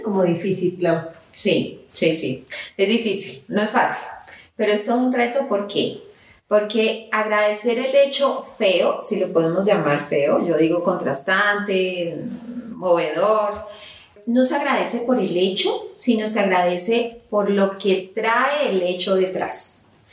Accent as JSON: {"language": "Spanish", "country": "Colombia", "said": "Yo soy colombiana y entonces ya me están escuchando el acento y como colombiana nosotros a inicios de diciembre celebramos el Día de las Velitas"}